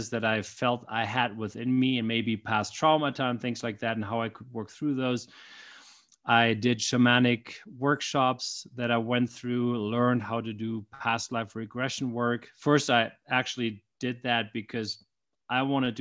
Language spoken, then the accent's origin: English; Germany; now in United States; So while I live in the U.S. now with my family, I grew up in Germany. That's where I was born.